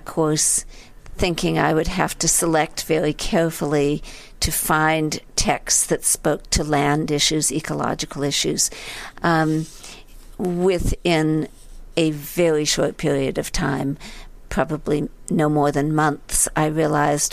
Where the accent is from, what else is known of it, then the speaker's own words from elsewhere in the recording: San Francisco Bay Area, California, United States; moved away as an adult; also born or lived in New Haven, Connecticut; I grew up in a very beautiful place, the San Francisco Bay Area